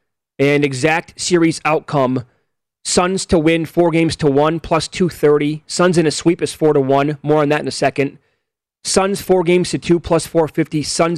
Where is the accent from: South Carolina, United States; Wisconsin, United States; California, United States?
Wisconsin, United States; I'm from Wisconsin.